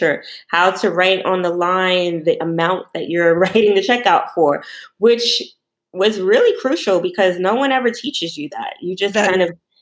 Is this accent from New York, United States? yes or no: yes; New York, United States; I'm from New York, and I grew up with my mom and my brother